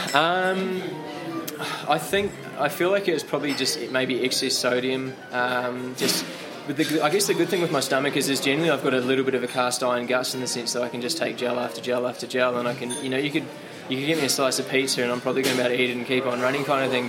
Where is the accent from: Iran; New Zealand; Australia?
New Zealand; as a kid growing up in New Zealand